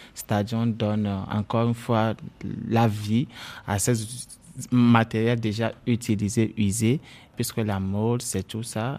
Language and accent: French; Lomé, Maritime, Togo; chez nous à Lomé